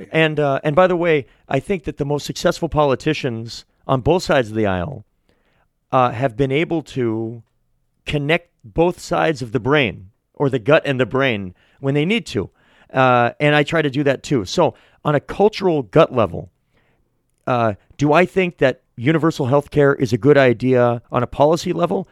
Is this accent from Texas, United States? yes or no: no; Manchester, New Hampshire, United States; also born or lived in Portsmouth, New Hampshire; I'm a born and bred New Hampshire guy. I'm from Manchester.